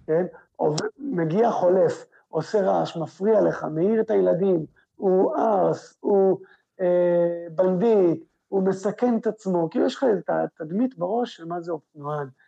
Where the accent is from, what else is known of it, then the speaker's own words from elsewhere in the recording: Israel; אנחנו כישראלים